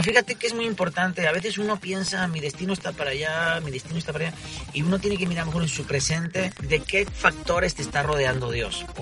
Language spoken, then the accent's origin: Spanish; Barcelona, Catalonia, Spain; moved away as an adult; now in Tijuana, Mexico; vengo de Barcelona, España